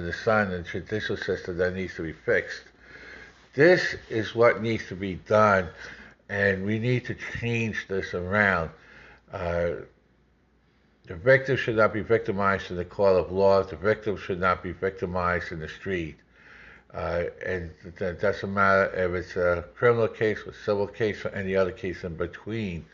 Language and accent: English; New York, United States; I grew up in New York in the 60s and 70s